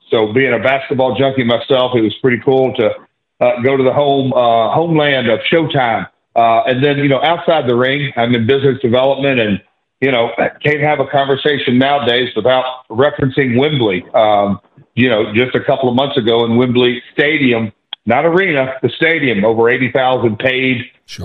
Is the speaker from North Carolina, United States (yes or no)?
no; Nashville, Tennessee, United States; I'm from Nashville